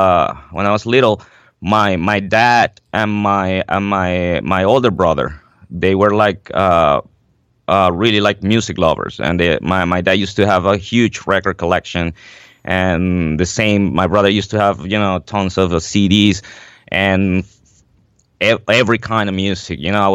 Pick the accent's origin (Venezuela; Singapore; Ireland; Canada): Venezuela; now in New York City, United States; So I am originally from Venezuela in South America. I moved up to New York City for good about 9 years ago.